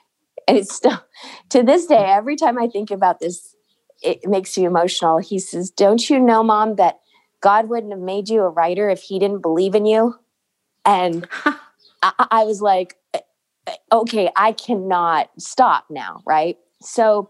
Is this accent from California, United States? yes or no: yes; San Diego, California, United States; I was born and raised in San Diego